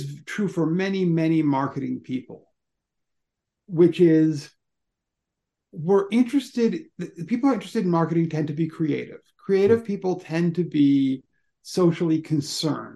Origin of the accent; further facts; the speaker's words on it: Ann Arbor, Michigan, United States; my hometown